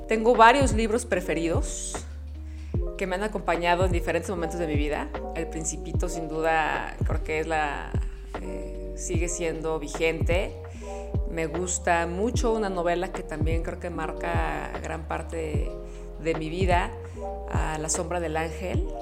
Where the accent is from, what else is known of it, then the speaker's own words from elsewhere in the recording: Mexico; En México. Nunca cambiaría mi tierra.